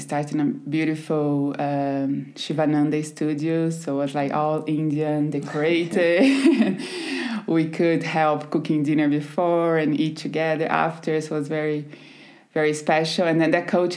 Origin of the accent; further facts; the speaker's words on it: countryside of São Paulo state, Brazil; English is a second language; moved away as an adult; also born or lived in Recife, Pernambuco; I grew up in a very small town in the countryside in São Paulo, very tiny, 20,000 people.